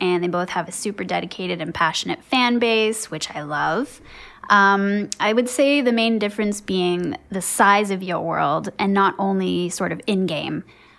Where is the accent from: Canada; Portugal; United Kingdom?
Canada; I'm super Canadian.